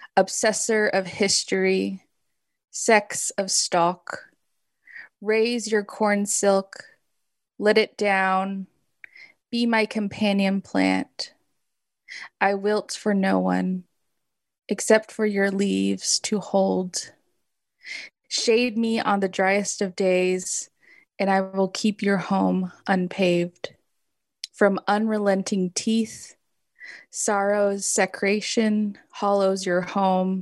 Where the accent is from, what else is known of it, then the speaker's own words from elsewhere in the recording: Los Angeles, California, United States; grew up in Los Angeles